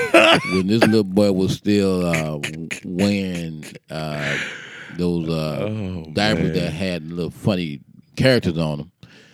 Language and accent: English; Sarasota, Florida, United States; I grew up on 2435 Leon Avenue, down the street from the Brass Rail.